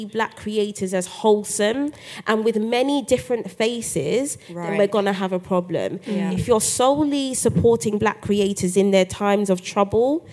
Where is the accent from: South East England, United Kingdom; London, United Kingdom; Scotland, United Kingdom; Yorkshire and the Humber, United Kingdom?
London, United Kingdom; as a black girl growing up in Brixton